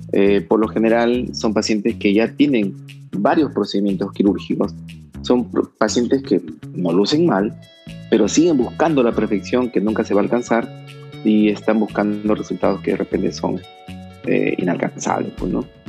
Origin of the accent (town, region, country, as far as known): Trujillo, La Libertad, Peru; also born or lived in Guadalajara, Mexico